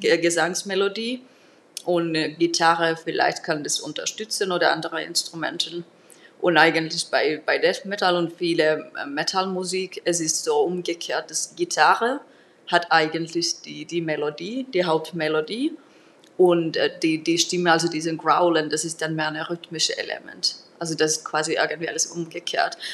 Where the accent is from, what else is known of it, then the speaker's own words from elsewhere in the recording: Turku, Southwest Finland, Finland; German is a second language; moved away; Ich komme aus Turku